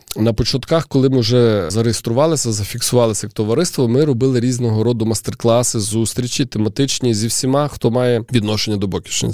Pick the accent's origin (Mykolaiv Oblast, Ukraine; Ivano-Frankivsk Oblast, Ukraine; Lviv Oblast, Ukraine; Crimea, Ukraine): Lviv Oblast, Ukraine; Lviv; я вже народився у Львові